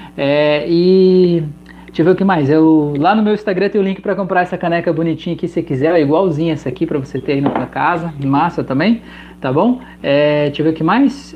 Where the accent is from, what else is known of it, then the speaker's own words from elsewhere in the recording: Santa Catarina, Brazil; sou de Santa Catarina